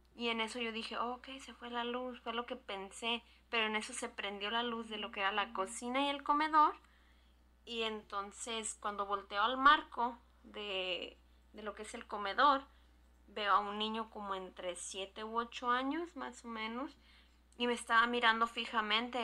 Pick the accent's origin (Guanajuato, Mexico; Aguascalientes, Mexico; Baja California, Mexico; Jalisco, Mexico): Jalisco, Mexico; now in California, United States; Soy proveniente de Jalisco y vivo en California.